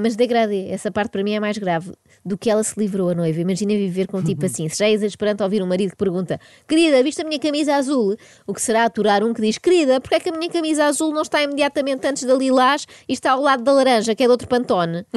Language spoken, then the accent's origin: Portuguese; Portugal; Eu, enquanto portuguesa